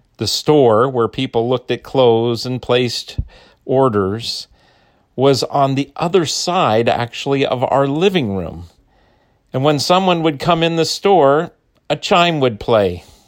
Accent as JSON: {"language": "English", "town": "Phoenix", "region": "Arizona", "country": "United States", "tie": "born or raised there", "said": "I grew up in Phoenix"}